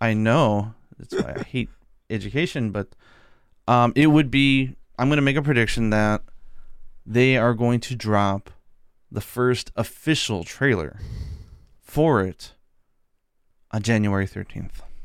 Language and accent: English; United States; I'm American